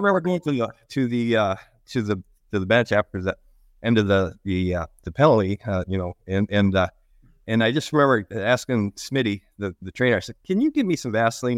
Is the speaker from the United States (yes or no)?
yes; Lansing, Michigan, United States; I grew up in Michigan. Uh, I grew up in the Lansing area.